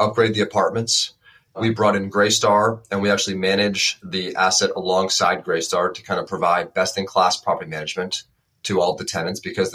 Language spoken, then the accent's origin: English; Westchester County, New York, United States; I'm from Westchester County, so about an hour north of the city